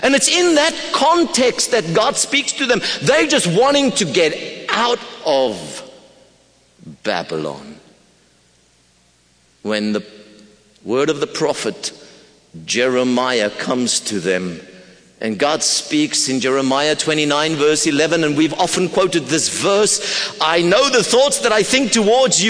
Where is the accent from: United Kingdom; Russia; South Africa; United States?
South Africa; Pretoria, Gauteng; I come from Pretoria, South Africa